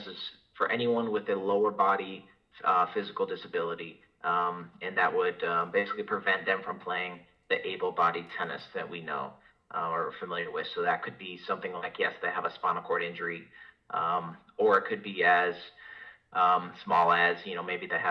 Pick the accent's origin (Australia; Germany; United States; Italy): United States; Rochester, Minnesota; moved away as an adult; also born or lived in Des Moines, Iowa / Wisconsin; now in Alabama, United States; I'm originally from Rochester, Minnesota